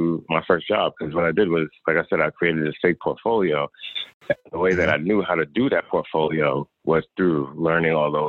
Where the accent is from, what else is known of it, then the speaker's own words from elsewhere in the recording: New York, United States; moved away as an adult; also born or lived in Atlanta; I'm actually from New York.